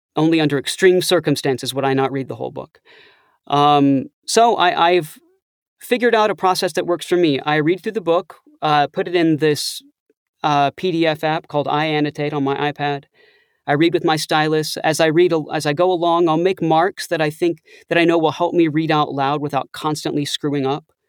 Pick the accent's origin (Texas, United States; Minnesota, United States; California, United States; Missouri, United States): Texas, United States; Austin; moved away as an adult; also born or lived in Ithaca, New York; I'm originally from Austin, Texas